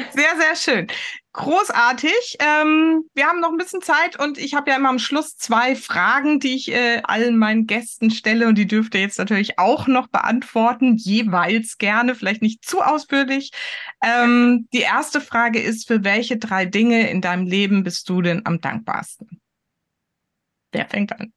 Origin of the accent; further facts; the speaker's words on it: Heidelberg area, Baden-Württemberg, Germany; now in Hamburg, Germany; Ich komme ja aus der Ecke von Heidelberg